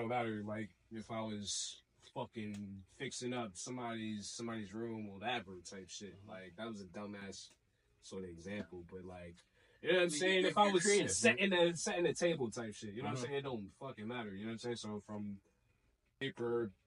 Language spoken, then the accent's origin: English; Boston, Massachusetts, United States; I was born and raised in Boston